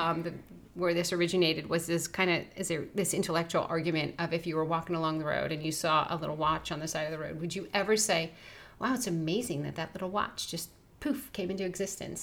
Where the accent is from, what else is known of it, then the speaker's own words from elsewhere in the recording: New Jersey, United States; I grew up in Jersey